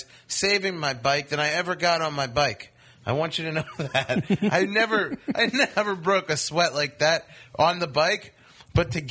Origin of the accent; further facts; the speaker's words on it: New York, United States; moved away as an adult; also born or lived in Los Angeles; I am a New Yorker born and raised